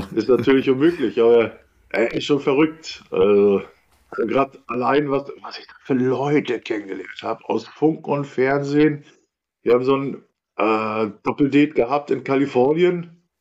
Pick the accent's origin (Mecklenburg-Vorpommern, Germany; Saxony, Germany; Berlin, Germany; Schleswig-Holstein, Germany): Mecklenburg-Vorpommern, Germany; Rostock; also born or lived in Perleberg; groß geworden bin ich ja nicht im Bahnhofsviertel, groß geworden bin ich in Lichtenhagen